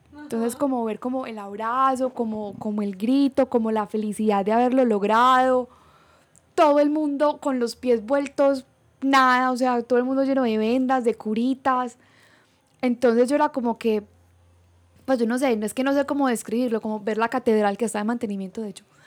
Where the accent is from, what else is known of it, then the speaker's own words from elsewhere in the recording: Colombia; moved away as an adult; en Bucaramanga o en Colombia, nuestro país de origen